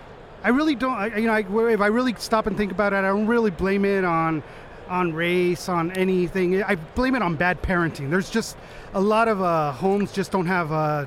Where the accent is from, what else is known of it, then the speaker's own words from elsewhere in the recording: Los Angeles, California, United States; I'm from Los Angeles, California, born and raised